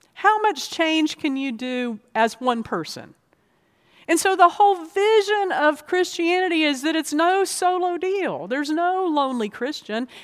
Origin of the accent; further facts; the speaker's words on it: Florida, United States; also born or lived in North Georgia; now in Virginia, United States; I grew up in Florida